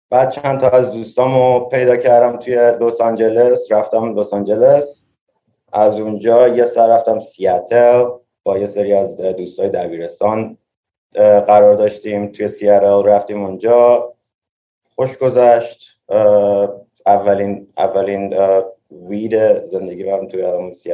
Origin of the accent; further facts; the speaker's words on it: Tehran, Tehran Province, Iran; now in New York, United States; منی که توی تهران بزرگ شدم این, این, این شهریه که من میتونم توش دووم بیارم